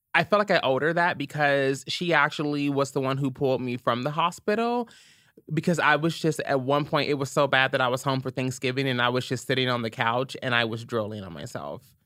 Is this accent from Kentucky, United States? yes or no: yes; Louisville, Kentucky, United States; born or raised there